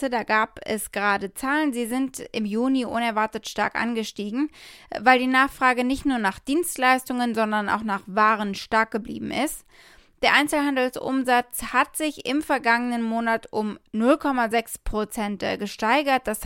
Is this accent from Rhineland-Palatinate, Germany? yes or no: yes; Ahrweiler, Rhineland-Palatinate, Germany; angesichts der Lage in meiner Heimat in Ahrweiler